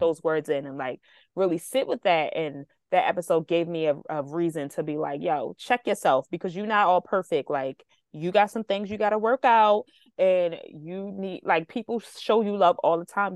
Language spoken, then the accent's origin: English; United States; as a American